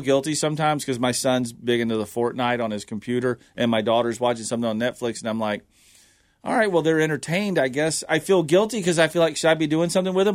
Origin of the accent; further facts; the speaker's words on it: the South, United States; growing up in the South, all we did was go to battlefields